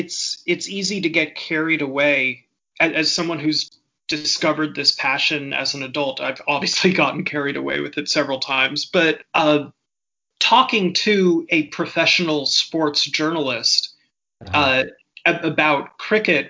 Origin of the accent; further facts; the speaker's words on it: San Diego, California, United States; moved away; I grew up around a lot of South African people. I'm from San Diego, California originally